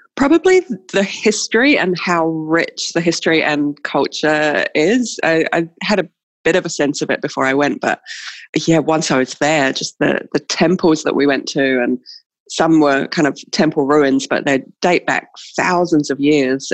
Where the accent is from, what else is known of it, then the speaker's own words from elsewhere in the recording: New Zealand; we as New Zealanders do when people come to visit us in New Zealand